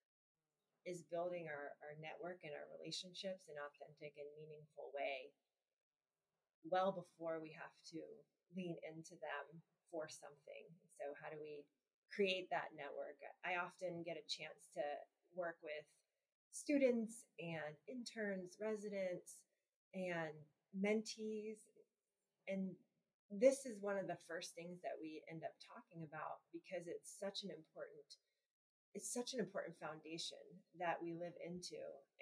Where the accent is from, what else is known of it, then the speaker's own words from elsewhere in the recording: Gainesville, Florida, United States; moved away as an adult; I was born in Gainesville and grew up in Gainesville